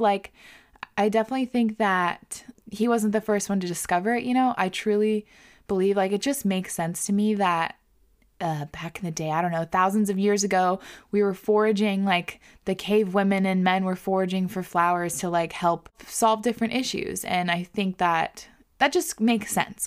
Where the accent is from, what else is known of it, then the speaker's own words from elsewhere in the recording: Whidbey Island, Washington, United States; moved away; I grew up on Woodby, and I grew up, like, kind of resenting Woodby.